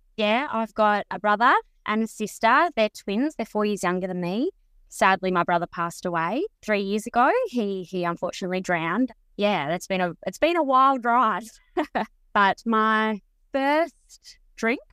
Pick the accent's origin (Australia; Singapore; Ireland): Australia; Mildura, Victoria; also born or lived in Bairnsdale; I was born in Mildura, but when I moved to Bensdale when I was early teens, fourteen